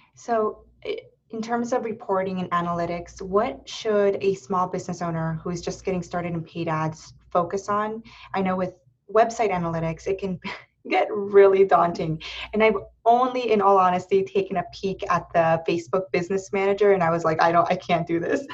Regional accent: Erie, Pennsylvania, United States; moved away as an adult; now in Columbus, United States; I was raised in Erie, Pennsylvania

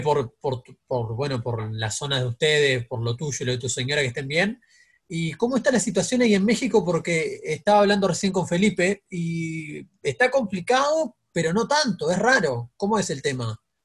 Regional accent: Uruguay; asumiste como somos los uruguayos.

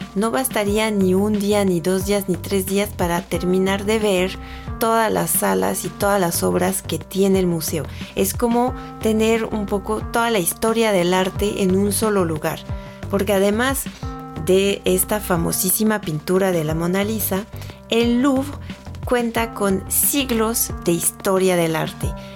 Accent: France; accent: French; Spanish is a second language; moved away as an adult; now in Mexico; tengo un pequeño acento francés cuando hablo. Esto es porque nací en Francia, pero ya llevo mucho tiempo viviendo en México, llevo más de 10 años aquí

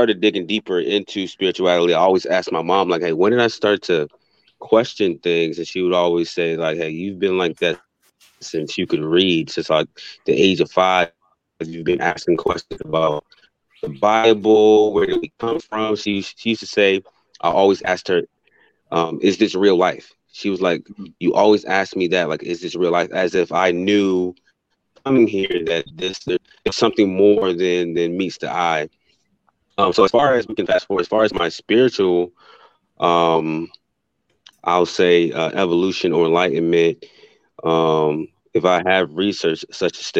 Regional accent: Virginia, United States; I'm from the East Coast, I'm actually from Virginia

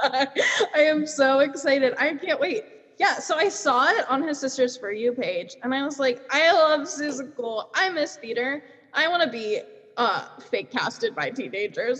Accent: Pennsylvania, United States; I'm from Pennsylvania

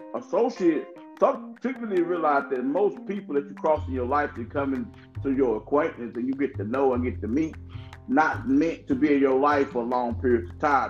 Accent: New York City, New York, United States; I'm from Brooklyn.

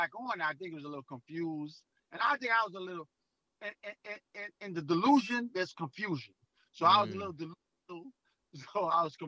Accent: New York City, New York, United States; I'm from Brooklyn, New York, where they don't believe anything

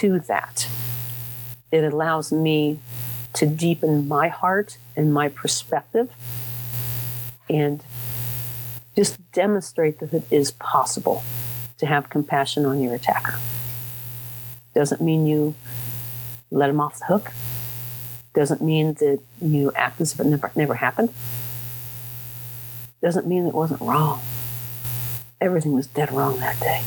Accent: Dayton, Ohio, United States; moved away; I was raised down in Dayton, Ohio

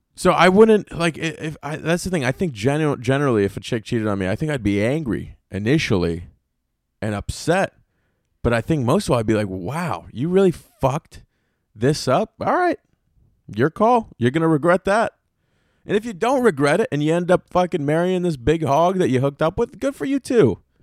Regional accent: Apex, North Carolina, United States; I grew up in Apex, North Carolina.

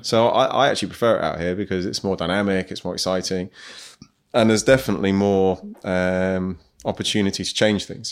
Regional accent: Midlands, United Kingdom; moved away as an adult; also born or lived in Nottingham / Manchester; now in Dubai, United Arab Emirates; I'm from the Midlands originally

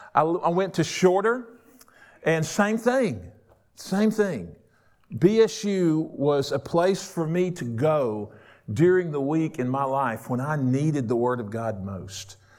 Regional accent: Rome, Georgia, United States; moved away as an adult; also born or lived in Waycross, Georgia; I was born and raised in Rome, Georgia. I grew up there

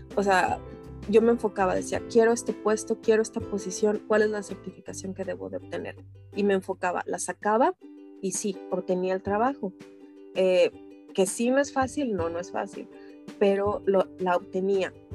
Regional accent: Mexico City, Mexico; moved away as an adult; now in Edmonton, Canada; yo nací en México, en el Distrito Federal, y pues mi, infancia fue, fue, fue normal, o sea, muy bonita

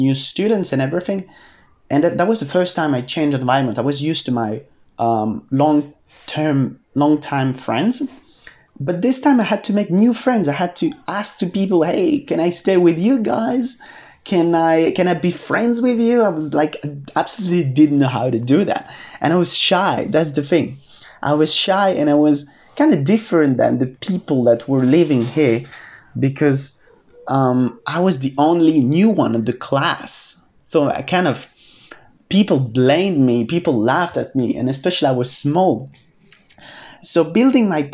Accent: France; moved away as an adult; also born or lived in United Kingdom / Australia; I lived in the UK, I lived in Australia, and then I came back to France

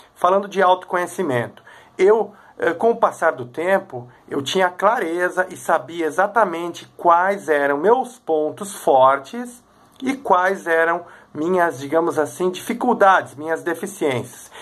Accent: Três Coroas, Rio Grande do Sul, Brazil; sou de Três Coroas

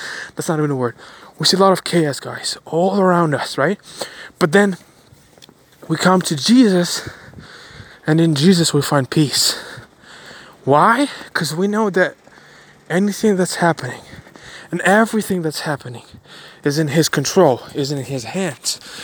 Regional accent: Ukraine; moved away; also born or lived in Bulgaria; I was born in Ukraine. My family moved to Bulgaria. We did because of the war

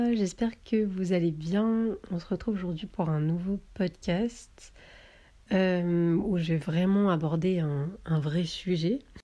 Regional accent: southern France, France; moved away as an adult; also born or lived in Paris; je viens du sud de la France, mais là je suis montée sur Paris pour des stages

